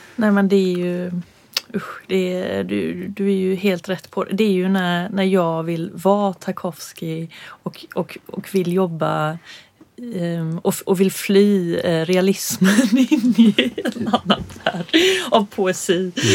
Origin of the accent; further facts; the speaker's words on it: Örkelljunga, Skåne, Sweden; also born or lived in Stockholm; vi båda gick folkdans i Örkelljunga. När vi flyttade ner från Stockholm så var det det första jag slussades in i som förortsbarn